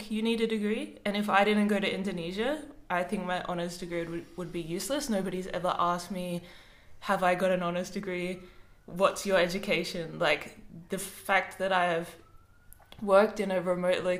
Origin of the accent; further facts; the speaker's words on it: Adelaide, South Australia, Australia; now in Melbourne, Australia; I'm actually from Adelaide